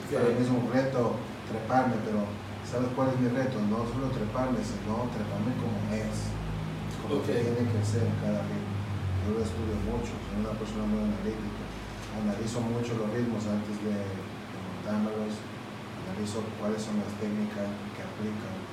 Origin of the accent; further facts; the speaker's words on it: Quito, Pichincha, Ecuador; moved away as an adult; now in Dominican Republic; Careful City es mi barrio.